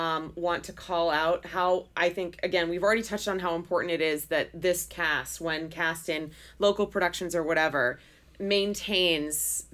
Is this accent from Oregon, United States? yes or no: yes; Portland, Oregon, United States; where we're from Portland, Oregon, like, that's a pretty... like non-diverse town.